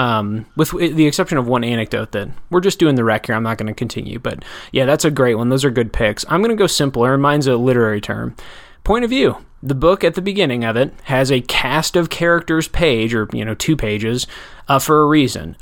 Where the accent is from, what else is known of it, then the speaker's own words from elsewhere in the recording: Janesville, Wisconsin, United States; I grew up in Janesville.